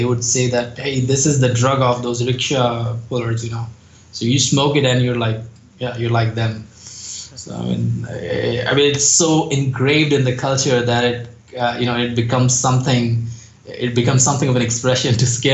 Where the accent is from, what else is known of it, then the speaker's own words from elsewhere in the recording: Uttarakhand, India; if you go to Uttarakhand, that is my hometown